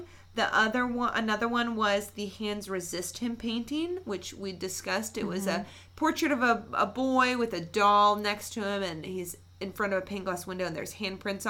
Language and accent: English; West Virginia, United States; we're from West Virginia